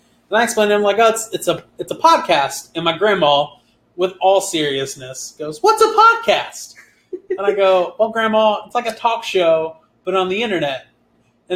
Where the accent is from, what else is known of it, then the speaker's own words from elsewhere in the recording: Dayton, Ohio, United States; moved away; also born or lived in Piqua, Ohio; I'm from Dayton. Really, it's Piqua is where my family lives, which is, like, 45 minutes north of Dayton. So, Dayton, Ohio.